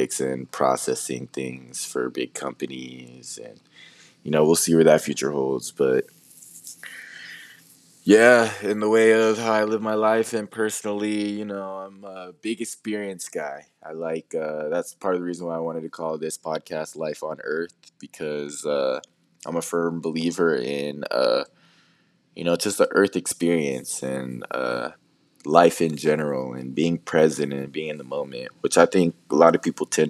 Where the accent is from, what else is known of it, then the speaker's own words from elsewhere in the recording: Arizona, United States; I'm born and raised in Arizona